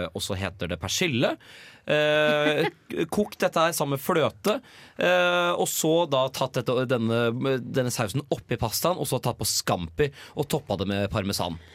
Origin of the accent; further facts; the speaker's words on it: Nøtterøy, Vestfold, Norway; moved away; hjemme, hjemme på Natterøy